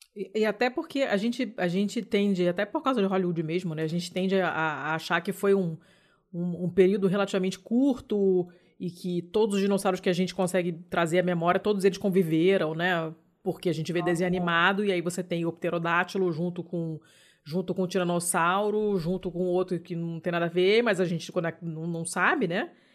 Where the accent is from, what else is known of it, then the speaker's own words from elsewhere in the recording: Rio de Janeiro, Brazil; sou do Rio